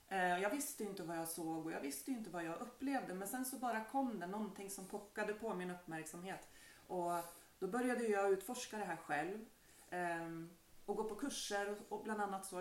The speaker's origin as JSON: {"language": "Swedish", "town": "Bohus", "region": "Västra Götaland", "country": "Sweden", "moved": "as an adult", "lives_now": "Bergby, Sweden", "said": "ursprungligen så kan man väl säga att jag är från Bohus"}